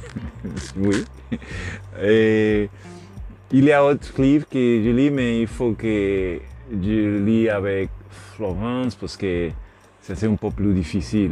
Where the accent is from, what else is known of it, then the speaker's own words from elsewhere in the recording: Puerto Rico; French is a second language; yo soy de Puerto Rico, yo soy nean en, en, gran en Puerto Rico